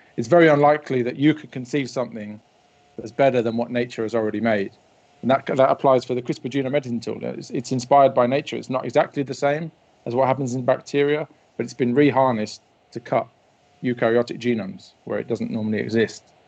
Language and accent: English; Wellingborough, East Midlands, United Kingdom; I stayed in Wellingborough, my hometown